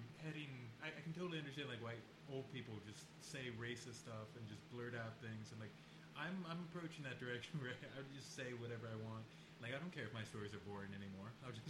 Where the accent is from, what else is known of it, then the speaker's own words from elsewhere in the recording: Northern Virginia, United States; I'm from Northern Virginia. It's not really the South.